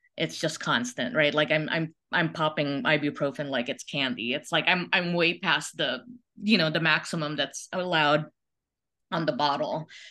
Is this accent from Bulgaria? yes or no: no; Philippines; now in United States; I was born in the Philippines in, uh, nineteen seventy-four.